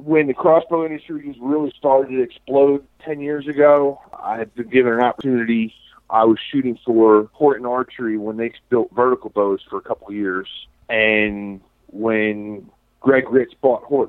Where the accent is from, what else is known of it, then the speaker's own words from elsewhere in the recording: Central New Jersey, United States; moved away as an adult; now in Virginia, United States; was born and raised in Central New Jersey